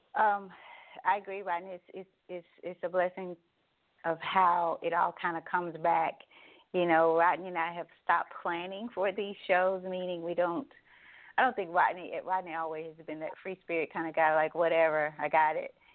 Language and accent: English; Douglas, Tennessee, United States; I spent a lot of time in the community here growing up in Douglas